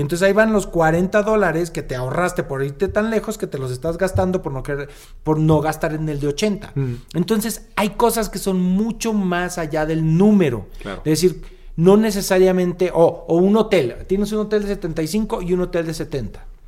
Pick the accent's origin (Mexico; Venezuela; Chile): Mexico; Jalisco; moved away; cerca de mi pueblo, yo soy Jalisco